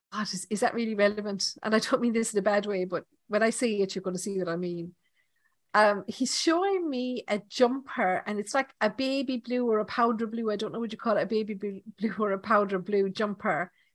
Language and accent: English; Ireland; accent: Irish; my Irish accent